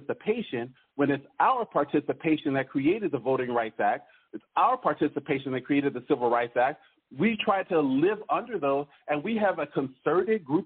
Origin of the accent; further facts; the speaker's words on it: Oregon, United States; I come from Oregon